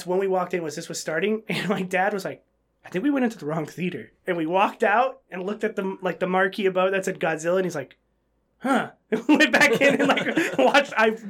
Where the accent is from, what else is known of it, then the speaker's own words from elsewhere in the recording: Fremont, California, United States; There was these theaters in my hometown in Fremont.